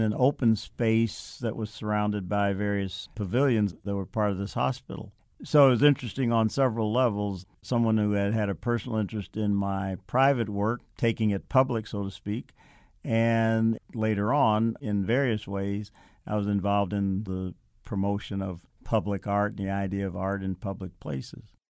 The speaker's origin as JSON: {"language": "English", "town": "Chicago", "region": "Illinois", "country": "United States", "tie": "born or raised there", "said": "Growing up in Chicago, I, uh, was fortunate to have a mother who had a great interest in the arts"}